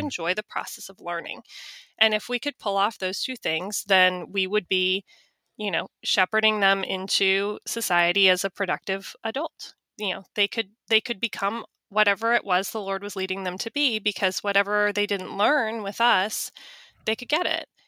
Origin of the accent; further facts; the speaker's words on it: Charlotte, North Carolina, United States; I worked for a, a large law firm in my hometown, in my town of Charlotte.